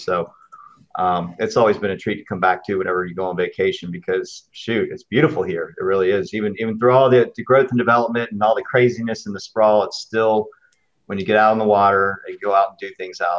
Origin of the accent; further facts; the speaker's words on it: Charleston, South Carolina, United States; I grew up here in Charleston, so I hail out of here.